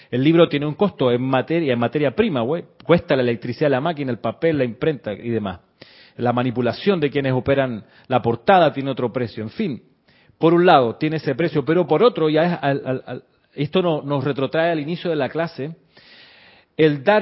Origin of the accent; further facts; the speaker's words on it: Panama; also born or lived in Chile; no, soy panameño, sí soy panameño, pero también soy chileno, viví muchos años en Chile.